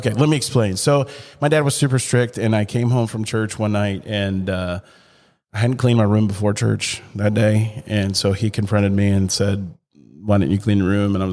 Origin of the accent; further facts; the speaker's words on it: Chattanooga, Tennessee, United States; that's the Chattanooga's. That's my hometown